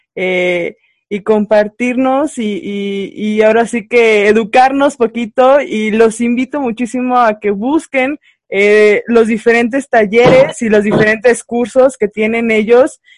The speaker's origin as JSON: {"language": "Spanish", "region": "San Luis Potosí", "country": "Mexico", "said": "yo soy del estado de San Luis Potosí"}